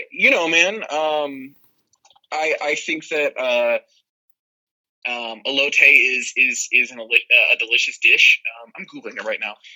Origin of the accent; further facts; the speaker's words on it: Arizona, United States; I'm from Arizona.